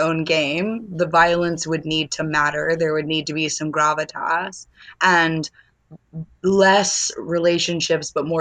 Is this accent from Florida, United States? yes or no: yes; Florida, United States; moved away; I'm from Florida